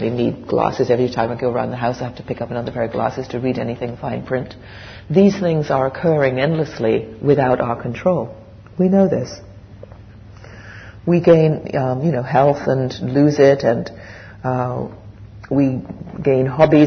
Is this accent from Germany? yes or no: no; England, United Kingdom; moved away as an adult; also born or lived in West Coast, Canada; I grew up in England the first 20 years, and then I moved to Canada, the West Coast.